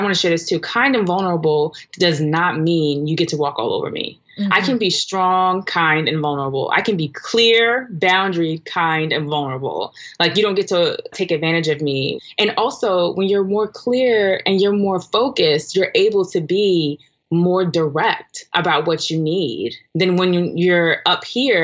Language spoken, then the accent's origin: English; New York City, New York, United States; I'm from Brooklyn, New York